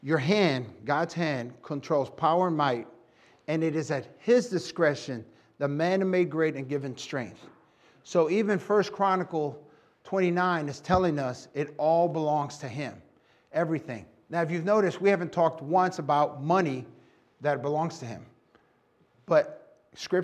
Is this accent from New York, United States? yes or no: yes; New York City, New York, United States; I was born and raised in New York City and Puerto Rican